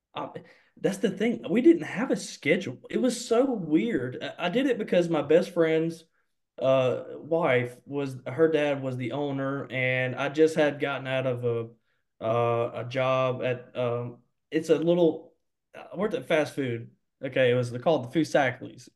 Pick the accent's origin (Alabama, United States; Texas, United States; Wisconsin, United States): Alabama, United States; Mobile; also born or lived in Sims, Alabama; I'm from Mobile, Alabama, born and raised in Mobile, Alabama.